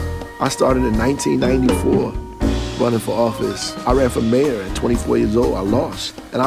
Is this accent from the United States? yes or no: yes; Newark, New Jersey, United States; I'm from Newark for real, for the good and for the bad.